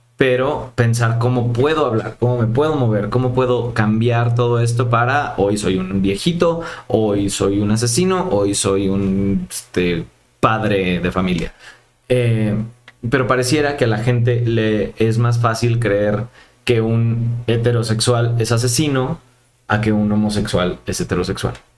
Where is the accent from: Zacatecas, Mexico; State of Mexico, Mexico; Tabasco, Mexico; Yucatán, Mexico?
Yucatán, Mexico; Mérida; moved away as an adult; now in Mexico City, Mexico; yo soy de Mérida